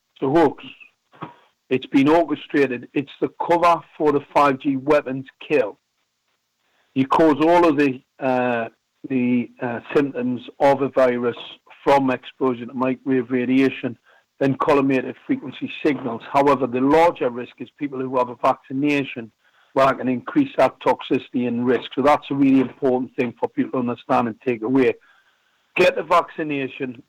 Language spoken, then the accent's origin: English; Gateshead, North East England, United Kingdom; I was born in a place called Ben Sham